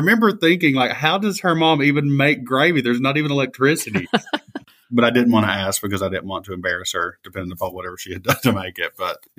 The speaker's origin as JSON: {"language": "English", "region": "Appalachia", "country": "United States", "said": "That did not exist for me as an Appalachian."}